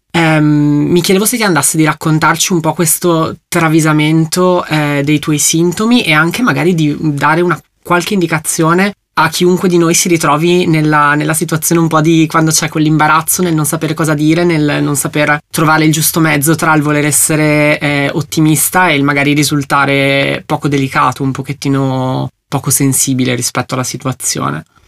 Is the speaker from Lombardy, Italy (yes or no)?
yes; Brescia, Lombardy, Italy; io sono di Brescia, quindi sono particolarmente appassionato di Leonesse perché è il simbolo della nostra città